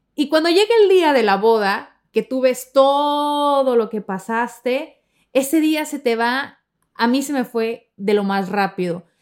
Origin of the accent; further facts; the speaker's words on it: Sonora, Mexico; moved away; yo soy de Sonora, de la parte norte de México